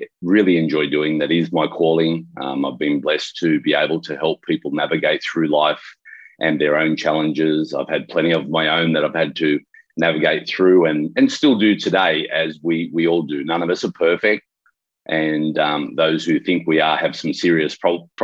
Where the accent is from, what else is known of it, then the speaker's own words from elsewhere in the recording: Sydney, New South Wales, Australia; I'm from Sydney, Australia